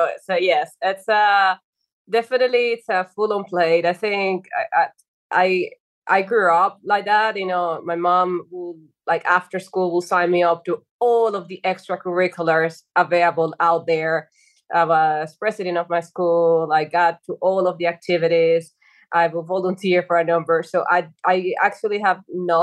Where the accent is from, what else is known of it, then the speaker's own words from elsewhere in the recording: Dominican Republic; moved away as an adult; also born or lived in Spain; I'm originally from Dominican Republic, by the way. So I came to Spain in 2007 to do a master's degree